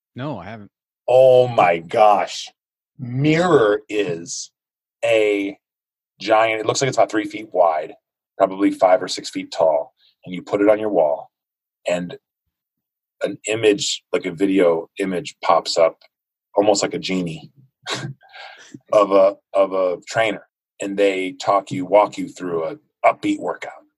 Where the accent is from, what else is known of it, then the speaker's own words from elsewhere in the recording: United States; I grew up in the United States.